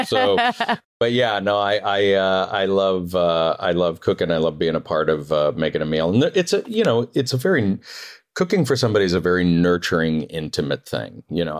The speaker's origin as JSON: {"language": "English", "region": "Northeast", "country": "United States", "tie": "born or raised there", "said": "So even though I grew up in the Northeast, I feel like I was raised Southern."}